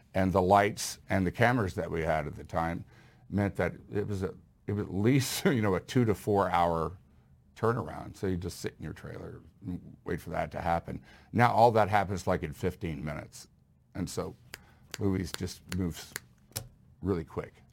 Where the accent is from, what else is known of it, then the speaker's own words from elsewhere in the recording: Houston, Texas, United States; I grew up in Houston